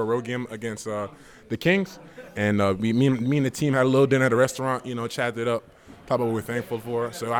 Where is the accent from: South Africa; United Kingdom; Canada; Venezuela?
Canada; Born in Canada, but my family from Congo.